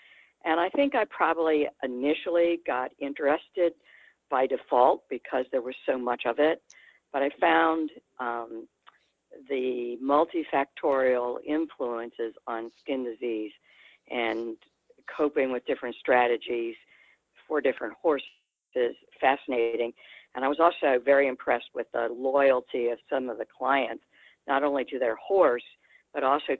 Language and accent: English; California, United States; moved away as an adult; also born or lived in Georgia; I am also originally from California